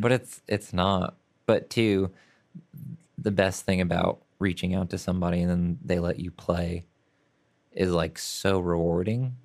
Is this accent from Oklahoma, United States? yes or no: yes; Oklahoma City, Oklahoma, United States; I grew up in Oklahoma City